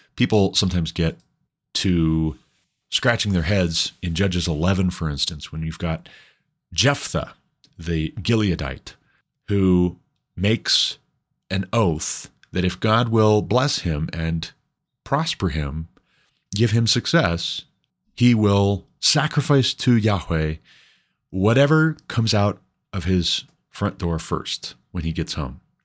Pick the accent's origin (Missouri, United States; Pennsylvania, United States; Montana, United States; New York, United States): Montana, United States; moved away; I'm from Montana